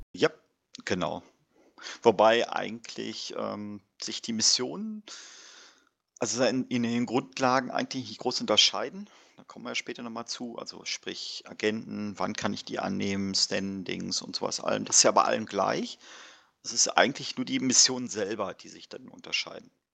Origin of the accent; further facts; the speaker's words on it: Warburg, North Rhine-Westphalia, Germany